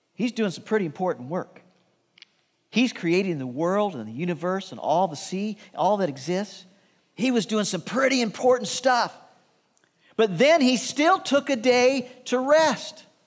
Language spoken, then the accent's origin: English; Midwest, United States; Shirley and I grew up in the Midwest